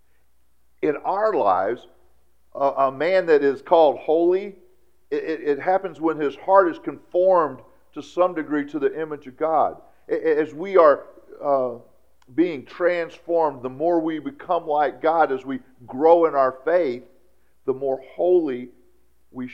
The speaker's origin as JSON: {"language": "English", "country": "United States", "said": "I'm an American."}